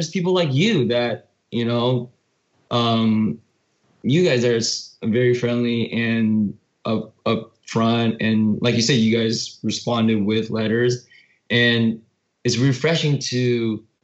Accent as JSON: {"language": "English", "country": "United States", "said": "we're both Korean Americans"}